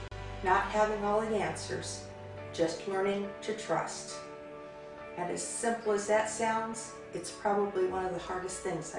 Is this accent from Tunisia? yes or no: no; Alabama, United States; born there; I was born in Alabama a few years ago. I came home from the hospital in my grandfather's Birmingham police cruiser.